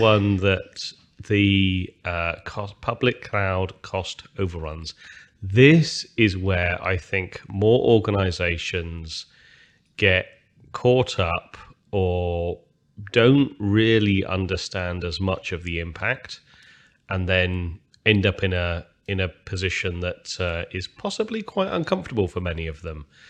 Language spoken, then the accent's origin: English; United Kingdom; I'm, I'm British, as most people can hear from my language